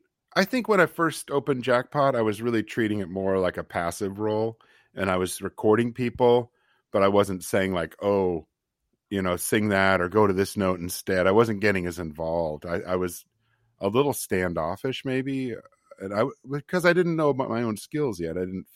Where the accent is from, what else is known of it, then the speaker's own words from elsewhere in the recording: Nevada City, California, United States; there'd been a great radio station where I grew up in Nevada City called KVMR.